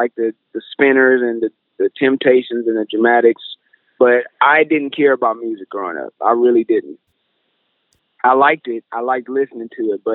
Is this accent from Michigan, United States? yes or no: yes; Flint, Michigan, United States; now in Los Angeles, United States; I grew up in Flint, Michigan